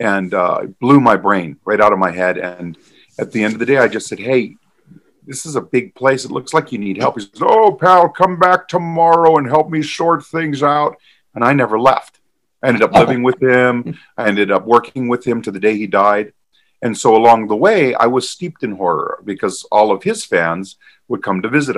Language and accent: English; Hawaii, United States; I was born and raised in Hawaii